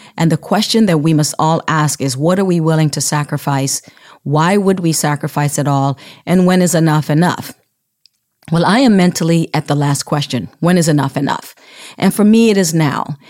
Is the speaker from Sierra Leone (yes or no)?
yes; Sierra Leone; moved away as an adult; now in United States; I grew up in Sierra Leone and relocated to the United States at the age of nineteen